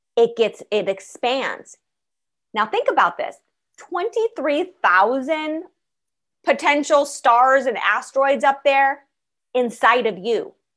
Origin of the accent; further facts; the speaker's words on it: Los Angeles, California, United States; I was born in Los Angeles